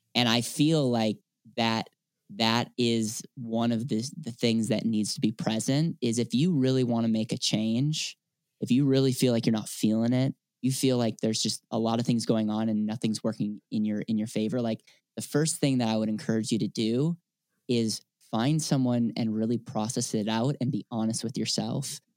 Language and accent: English; Wisconsin, United States; now in Denver, United States; I'm from Wisconsin originally